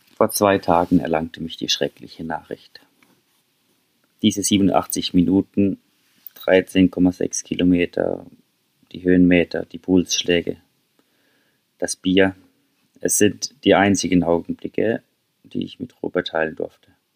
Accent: St. Peter, Baden-Württemberg, Germany; now in Norway; St. Peter, mein Heimatdorf

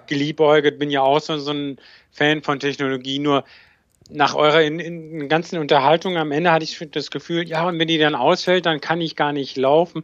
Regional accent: Bonn, North Rhine-Westphalia, Germany; weil ich bin ja in Bonn groß geworden, also das heißt zur Schule gegangen

